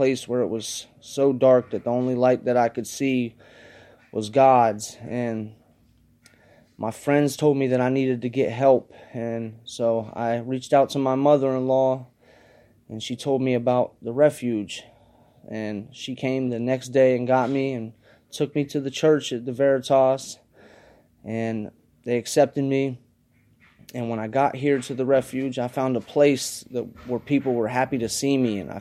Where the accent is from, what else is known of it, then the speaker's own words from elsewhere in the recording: Columbus, Ohio, United States; I'm from Columbus, Ohio